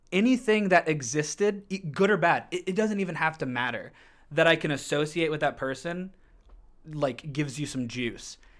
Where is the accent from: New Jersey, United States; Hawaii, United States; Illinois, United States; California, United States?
Illinois, United States; Canton; moved away; Canton, Illinois, where I'm from